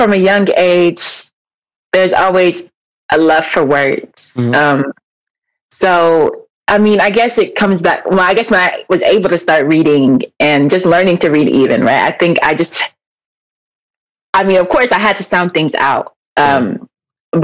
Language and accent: English; Elk Grove, California, United States; I'm from the Elk Grove. So Sac County, not Sac proper. So yeah. I went to school in Elk Grove over right here